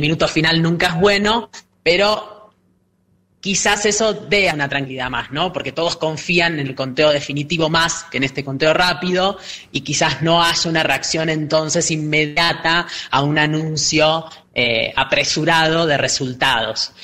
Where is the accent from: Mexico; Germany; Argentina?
Argentina